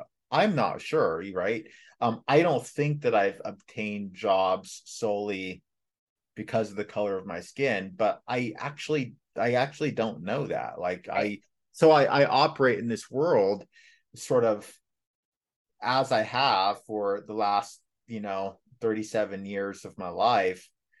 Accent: Los Angeles, California, United States; being born and raised in Los Angeles in the late 80s and 90s, living in a Black community, living through the Los Angeles riots

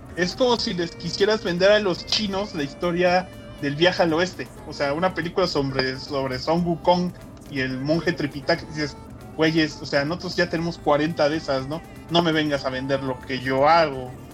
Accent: Mexico; siendo mexicano

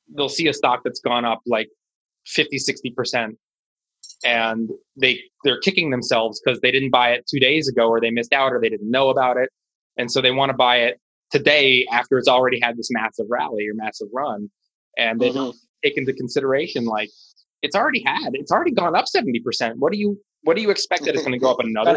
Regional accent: Washington, District of Columbia, United States; I live in Washington D.C. I'm born and raised.

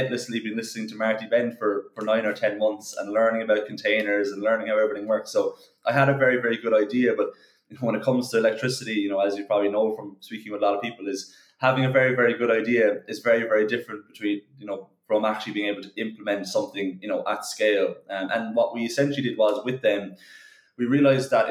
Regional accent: Cork, Munster, Ireland; we're all from Cork, we're all from Ireland

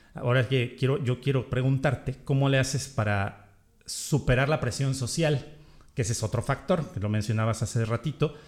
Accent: Mexico; como decimos en México

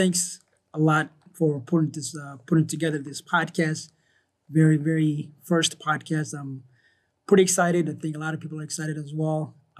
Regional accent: Rochester, Minnesota, United States; also born or lived in Somalia; now in Columbia Heights, United States; I wasn't born here. I was born in Somalia. Immigrated here in the United States, going on 20 years now. Grew up in Rochester, that's where I went to high school.

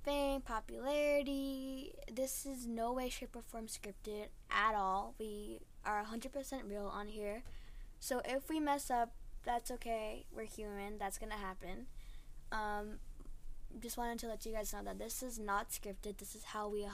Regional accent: United States; I was born and raised here as well.

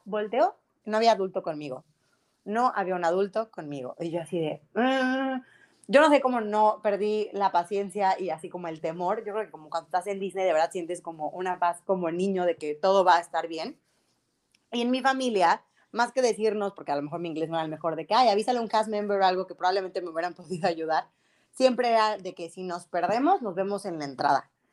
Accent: Mexico; nosotros como mexicanos

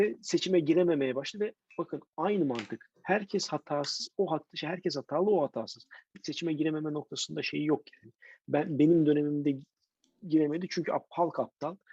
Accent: Istanbul, Turkey; bir İstanbullu olarak

